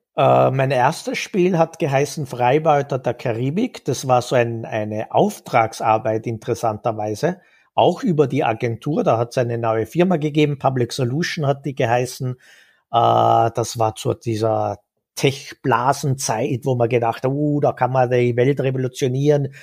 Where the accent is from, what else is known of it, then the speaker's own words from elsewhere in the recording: Vorarlberg, Austria; now in Vienna, Austria; Vorarlberg geboren im Westen Österreichs. Das hört man vielleicht noch ein bisschen raus.